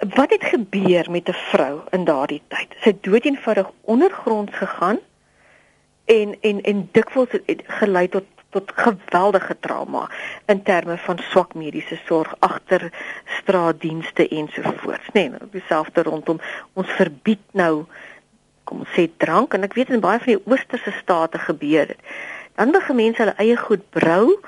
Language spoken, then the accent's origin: Afrikaans; South Africa; also born or lived in Pretoria; ons as Suid-Afrikaners